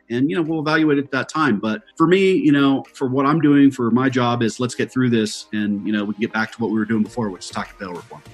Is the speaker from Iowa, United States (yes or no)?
no; Colorado, United States; my home state of Colorado